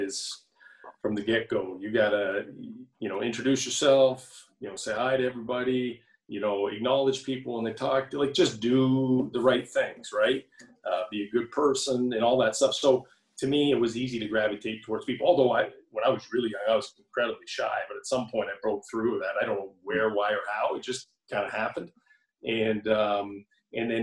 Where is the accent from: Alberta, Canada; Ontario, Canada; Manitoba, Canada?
Ontario, Canada; Hamilton; I'm from Hamilton, went to high school, you know, grade school in Hamilton, high school in Hamilton